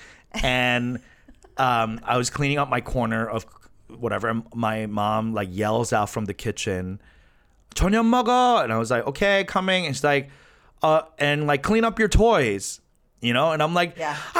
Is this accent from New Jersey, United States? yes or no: yes; New Jersey, United States; also born or lived in Flushing, New York; we moved from Flushing to New Jersey because of my dad